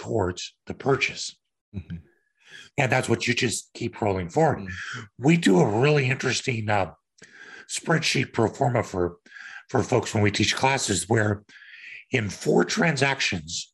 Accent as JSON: {"language": "English", "region": "Kansas", "country": "United States", "also_born_or_lived": "Denver", "moved": "yes", "said": "I'm from Kansas"}